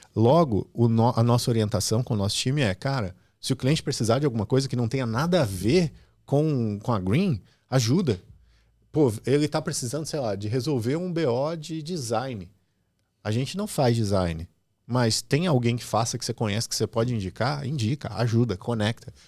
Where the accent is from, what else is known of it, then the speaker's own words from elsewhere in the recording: Restinga Seca, Rio Grande do Sul, Brazil; moved away as an adult; also born or lived in Santa Maria; eu venho do interior do Rio Grande do Sul, de uma cidade chamada Restinga Seca, 13 mil habitantes. Eu morava no interior dessa cidade